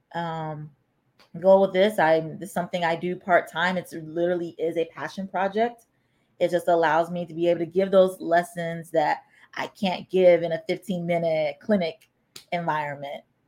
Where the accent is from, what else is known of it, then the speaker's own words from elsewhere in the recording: United States; I was born and raised here in America